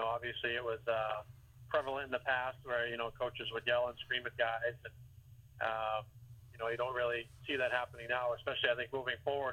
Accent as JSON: {"language": "English", "town": "Boston", "region": "Massachusetts", "country": "United States", "tie": "born or raised there", "moved": "as an adult", "said": "being from Boston area"}